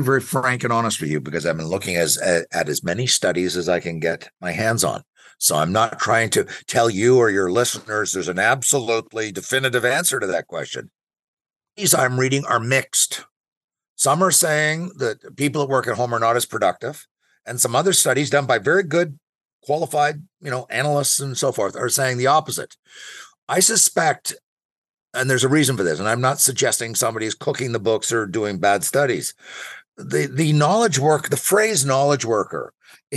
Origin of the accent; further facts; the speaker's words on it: Ottawa, Ontario, Canada; I'm from Ottawa and I know Ottawa best